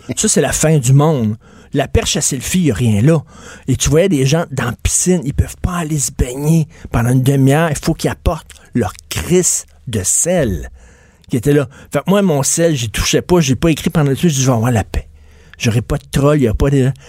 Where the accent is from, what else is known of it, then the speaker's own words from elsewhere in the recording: Quebec, Canada; accent: québécois; notre accent québécois